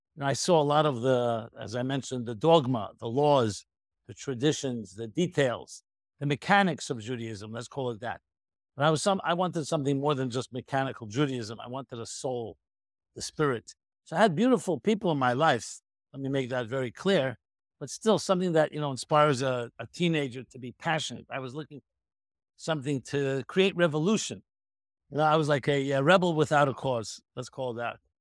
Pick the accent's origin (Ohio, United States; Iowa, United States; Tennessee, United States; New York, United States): New York, United States; New York City; I was born in nineteen fifty-six in the Crown Heights, U S A, in Brooklyn, New York